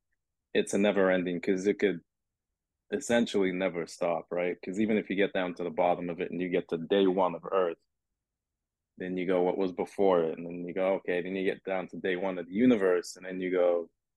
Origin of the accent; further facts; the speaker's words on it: London, United Kingdom; born there; because I was born in London, and he was out in London not too long ago.